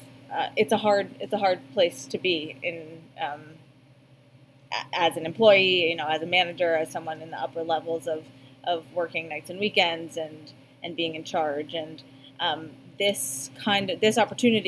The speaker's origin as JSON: {"language": "English", "town": "Boston", "region": "Massachusetts", "country": "United States", "tie": "born or raised there", "moved": "as an adult", "said": "I ended up coming back here to Boston eventually, to my hometown"}